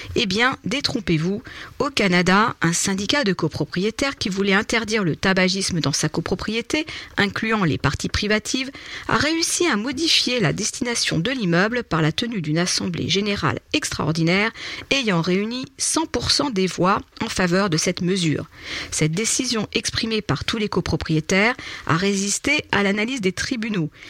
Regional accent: France; chez nous en France

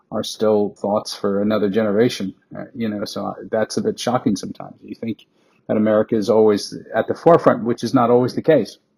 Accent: New York, United States; moved away as an adult; also born or lived in Shanghai, China / Los Angeles, United States; now in Chicago, United States; I grew up in Queens, New York, and I was definitely um, treated poorly as a, as a foreigner, not not seen as Chinese, but seen as you know just a, a foreign kid

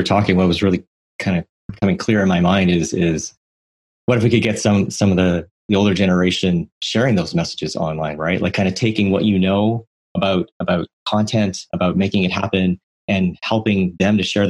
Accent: Canada; I didn't even know that whole historical situation being Canadian.

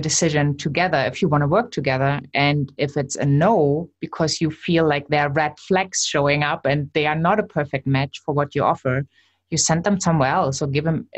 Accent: Germany; accent: German; English is a second language; my German accent

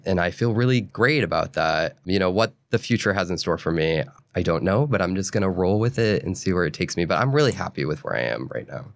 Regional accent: New Hampshire and Maine, New England, United States; I grew up in New England, in New Hampshire and Maine.

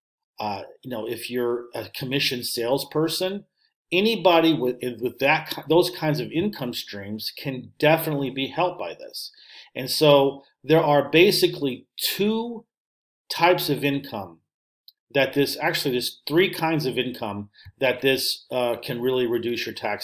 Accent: St. Louis, Missouri, United States; moved away as an adult; also born or lived in Russia / Finland; my hometown, St. Louis

